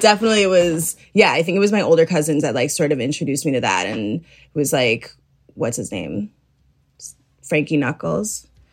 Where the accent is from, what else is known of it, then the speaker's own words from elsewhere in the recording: Chicago, Illinois, United States; I grew up in Chicago